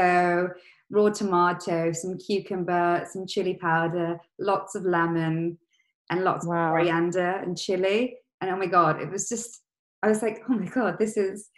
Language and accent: English; Leicester, East Midlands, United Kingdom; growing up in Leicester, the massive East African community there